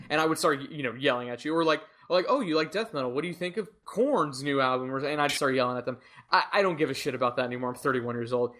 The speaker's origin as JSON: {"language": "English", "country": "United States", "said": "our culture as American music fans"}